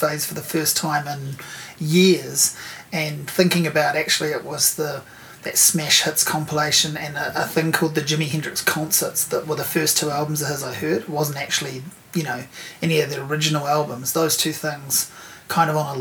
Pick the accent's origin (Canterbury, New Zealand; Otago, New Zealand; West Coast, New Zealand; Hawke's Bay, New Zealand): Hawke's Bay, New Zealand; I grew up in Hawke's Bay